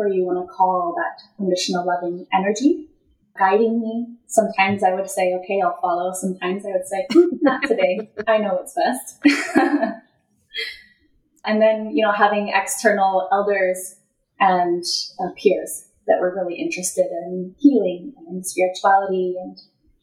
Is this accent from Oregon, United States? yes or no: no; Colorado Springs, Colorado, United States; I was born in Colorado Springs, Colorado, and my soul chose to be open, adopted person